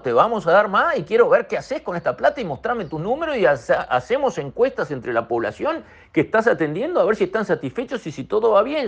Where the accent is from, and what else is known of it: Uruguay